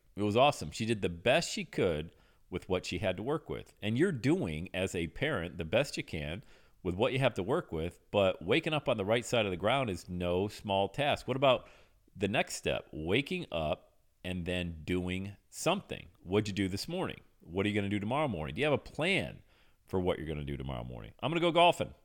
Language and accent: English; Western Pennsylvania, United States; I grew up in Western Pennsylvania